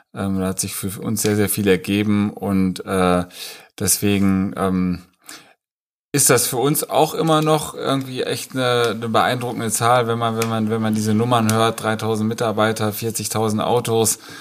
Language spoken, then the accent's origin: German; Rheine, North Rhine-Westphalia, Germany; moved away as an adult; also born or lived in Munich; ich komme natürlich auch aus Rheine, lebe auch wieder in Rheine